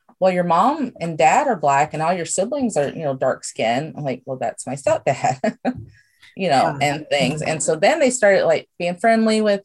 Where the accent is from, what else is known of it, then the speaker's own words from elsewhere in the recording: Memphis, Tennessee, United States; moved away as an adult; also born or lived in Rockford, Illinois; now in Cedar Rapids, United States; I was born in Rockford, Illinois, but spent most of my life in Memphis, Tennessee